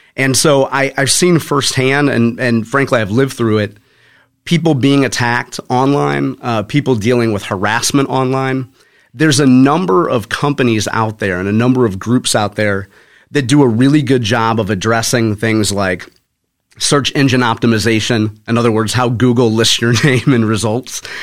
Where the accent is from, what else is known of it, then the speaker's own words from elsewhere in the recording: Spanish Lake, Missouri, United States; I grew up in Spanish Lake. uh, went to Hazelwood East High School